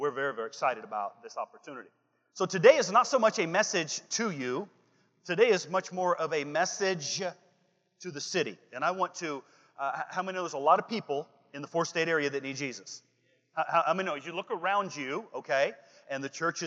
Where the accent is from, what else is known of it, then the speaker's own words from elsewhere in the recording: Washington, United States; also born or lived in Olympia, Washington; I am from Washington, the state, not the chaos. Okay, I live in Olympia, Washington